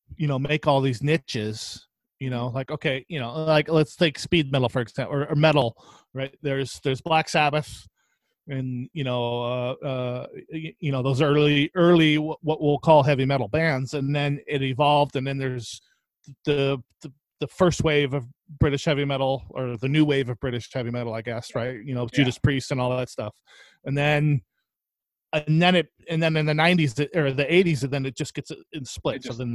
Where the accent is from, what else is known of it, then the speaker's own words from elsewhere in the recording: Oxnard, California, United States; Yeah, in Southside.